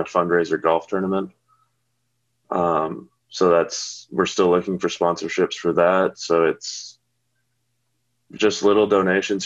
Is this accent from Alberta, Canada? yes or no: yes; Calgary, Alberta, Canada; moved away as an adult; now in Oregon, United States; my hometown Calgary has a WHL team